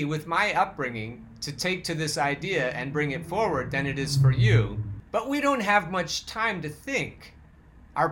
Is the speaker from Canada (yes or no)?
no; Oregon, United States; I'm from Oregon, so I know how to say malheur as opposed to malheur